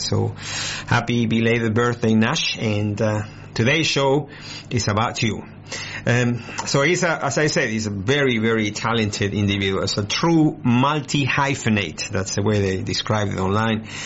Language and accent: English; Argentina; moved away as an adult; now in Australia; I was born in Argentina. I came to Australia 23 years ago, 24 almost